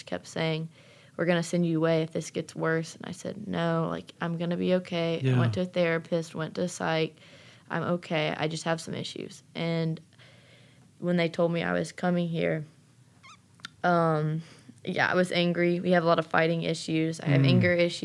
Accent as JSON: {"language": "English", "town": "St. Simons Island", "region": "Georgia", "country": "United States", "said": "I'm from St. Simons Island, Georgia"}